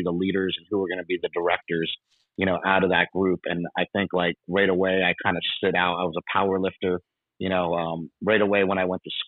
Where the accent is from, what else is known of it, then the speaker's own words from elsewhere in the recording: Poughkeepsie, New York, United States; moved away as an adult; I grew up in Poughkeepsie, New York, upstate New York